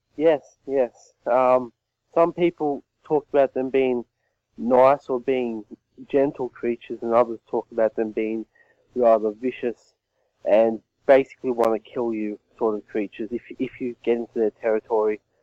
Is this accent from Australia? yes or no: yes; Australia; where I live, there's actually a football team t- called the Yowies as well from my hometown